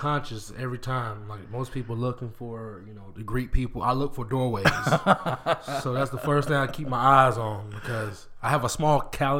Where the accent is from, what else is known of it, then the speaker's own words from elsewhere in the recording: Macon, Georgia, United States; moved away as an adult; also born or lived in Warner Robins, Georgia / California / Florida / Hugo, Oklahoma; I was a Georgia boy all through high school.